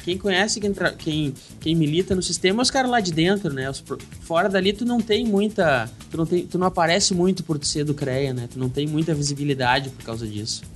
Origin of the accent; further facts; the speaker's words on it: Porto Alegre, Rio Grande do Sul, Brazil; moved away as an adult; eu sou, sou de Porto Alegre, saí de Porto Alegre, vim morar no, no interior do estado